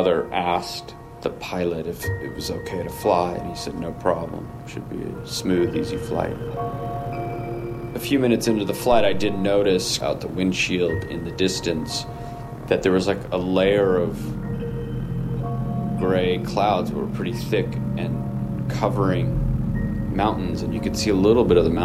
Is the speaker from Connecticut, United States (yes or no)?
no; Topanga, California, United States; I grew up on Topanga Beach in the late 60s, early 70s, or through the 70s, really